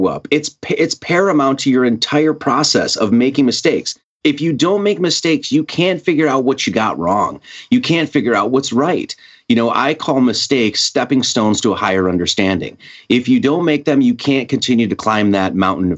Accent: Wisconsin, United States; now in Hawaii, United States; I grew up in Wisconsin

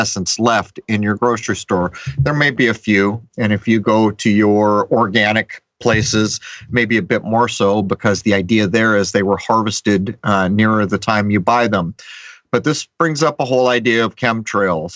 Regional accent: San Diego, California, United States; I grew up in the East County of San Diego, way out in the hills, and I spent endless hours of my childhood hiking.

